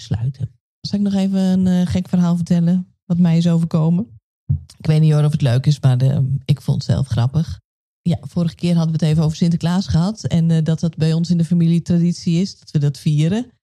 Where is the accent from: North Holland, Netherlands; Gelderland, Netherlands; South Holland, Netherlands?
Gelderland, Netherlands; Nijkerk; ik ben opgegroeid in Paasbos